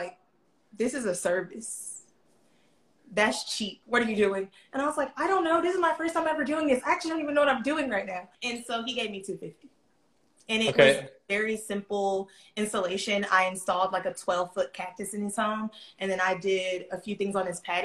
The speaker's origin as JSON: {"language": "English", "town": "Atlanta", "region": "Georgia", "country": "United States", "tie": "born or raised there", "said": "I'm from Atlanta. I've lived in Atlanta my entire life."}